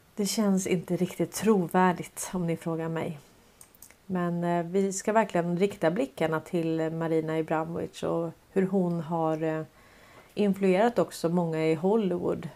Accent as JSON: {"language": "Swedish", "country": "Sweden", "said": "som svenskar"}